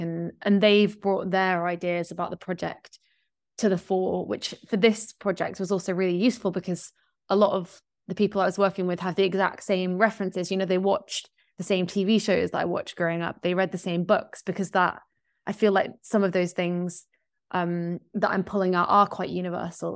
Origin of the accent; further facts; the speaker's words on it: Yorkshire and the Humber, United Kingdom; moved away; I grew up in West Yorkshire in, like, kind of in the middle of nowhere